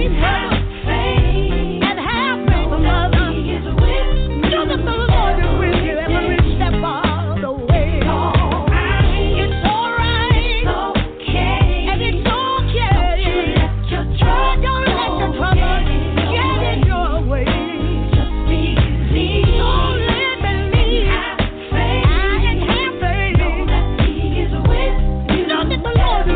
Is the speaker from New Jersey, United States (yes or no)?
no; Ohio, United States; moved away; also born or lived in Florida; I'm from Ohio, but by way of Florida